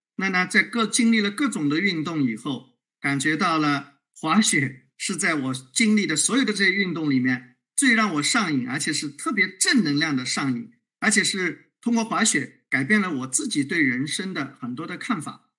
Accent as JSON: {"language": "Chinese", "country": "China", "said": "我们这个中国人"}